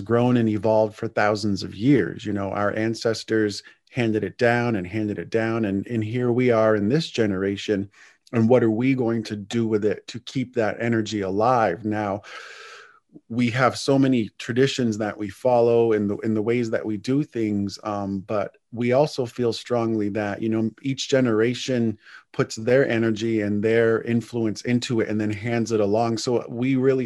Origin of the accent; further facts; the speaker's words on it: Indian Island, Maine, United States; we grew up together on Indian Island